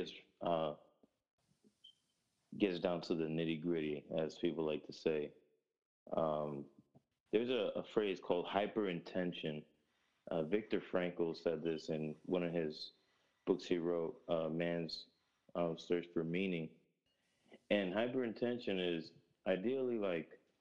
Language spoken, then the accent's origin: English; Grand Rapids, Michigan, United States; also born or lived in Newark, New Jersey; I moved to Michigan, in Grand Rapids, Michigan.